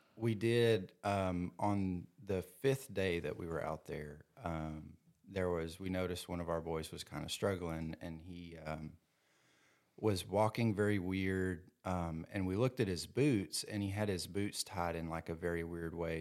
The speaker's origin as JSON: {"language": "English", "town": "Louisville", "region": "Kentucky", "country": "United States", "tie": "born or raised there", "said": "some other guys from, uh, Louisville in my hometown"}